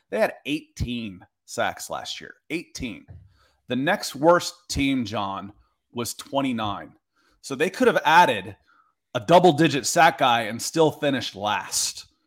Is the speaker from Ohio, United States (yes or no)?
yes; Akron, Ohio, United States; now in Atlanta, United States; I was born in Akron, a suburb of Cleveland. Um, so a Cleveland-born At-, Atlanta sports fan